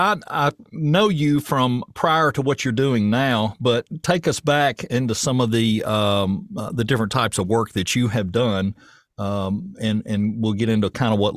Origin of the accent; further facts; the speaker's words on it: Murfreesboro, Tennessee, United States; moved away as an adult; now in Portland, United States; I'm from Murfreesboro.